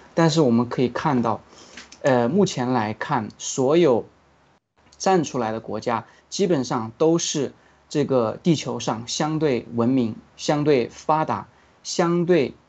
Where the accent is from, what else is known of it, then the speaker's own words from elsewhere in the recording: China; 我们中国人